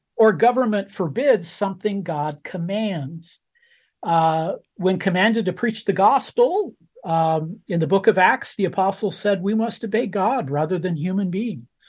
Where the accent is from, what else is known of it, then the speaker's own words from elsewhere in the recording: United States; I was born in America, uh, and as an American citizen, I, I vote